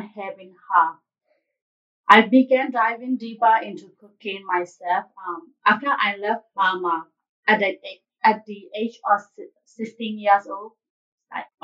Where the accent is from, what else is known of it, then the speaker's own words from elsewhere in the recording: Myanmar; English is a second language; moved away as an adult; also born or lived in Denver, Colorado, United States; now in Indianapolis, United States; I'm from Myanmar, formerly known as Burma.